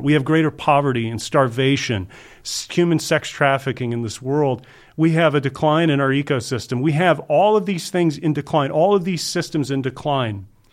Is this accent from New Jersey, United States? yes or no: no; Georgia and Kentucky, United States; moved away as an adult; also born or lived in Fort Lauderdale, Florida; now in Los Angeles, United States; I was born in Fort Lauderdale and I was raised in Georgia and Kentucky